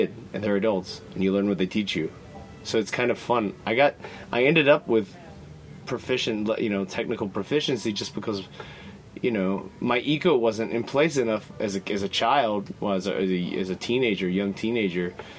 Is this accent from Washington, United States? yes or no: no; Winston-Salem, North Carolina, United States; moved away as an adult; also born or lived in Spain / Japan; now in Buenos Aires, Argentina; I am from North Carolina, from Winston-Salem, North Carolina